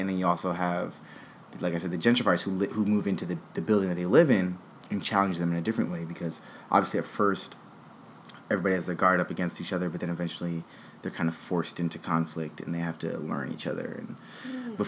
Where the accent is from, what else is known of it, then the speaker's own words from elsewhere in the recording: New York City, New York, United States; I'm from New York City